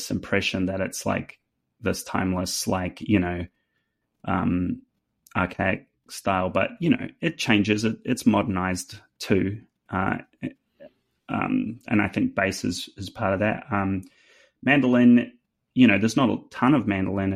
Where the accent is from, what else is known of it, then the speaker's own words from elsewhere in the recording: New Zealand; accent: New Zealand; now in Nashville, United States; With my New Zealand accent